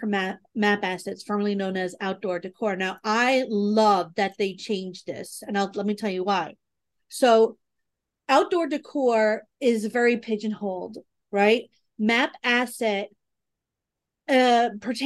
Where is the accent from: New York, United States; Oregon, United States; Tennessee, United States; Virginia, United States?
New York, United States; New York City; I'm from the Bronx